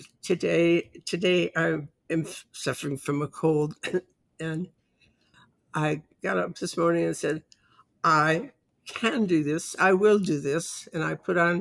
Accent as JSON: {"language": "English", "country": "Canada", "said": "I'm Canadian."}